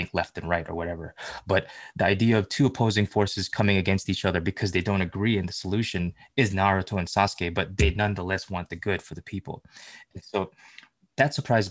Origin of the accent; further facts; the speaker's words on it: Philippines; being a Filipino